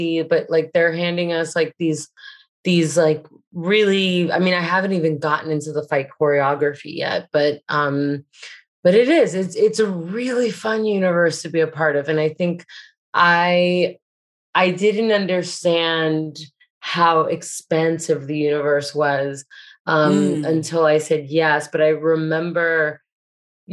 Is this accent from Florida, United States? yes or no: yes; Hialeah, Florida, United States; I grew up in Hialeah